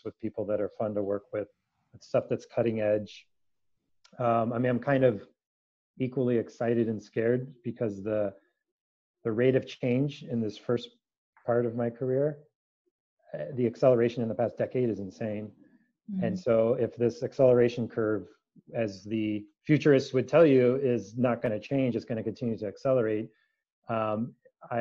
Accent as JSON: {"language": "English", "area": "San Francisco Bay Area", "region": "California", "country": "United States", "tie": "born or raised there"}